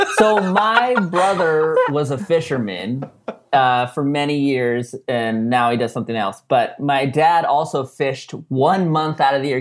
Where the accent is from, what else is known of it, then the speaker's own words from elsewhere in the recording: San Diego, California, United States; we're from San Diego